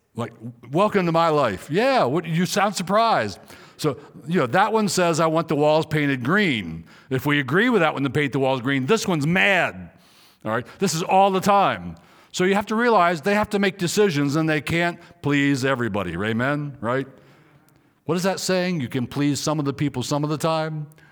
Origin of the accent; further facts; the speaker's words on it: Maryland, United States; moved away; also born or lived in Riverside, California; I was in Riverside, California, and I was a pastor, though I'm from Maryland